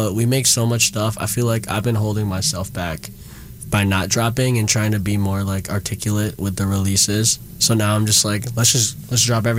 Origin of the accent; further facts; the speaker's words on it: Midwest, United States; I'm from the Midwest too, you know, so I literally felt like I was home for a little bit.